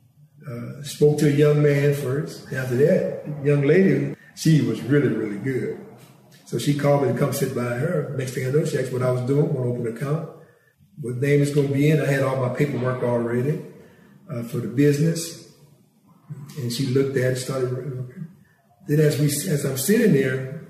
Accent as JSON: {"language": "English", "town": "Franklin", "country": "United States", "said": "I was from Franklin"}